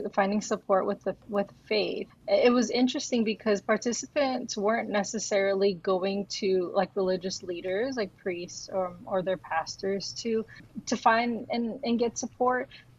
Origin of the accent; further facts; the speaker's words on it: United States; especially being Filipino American, right, we're always kind of caught in between something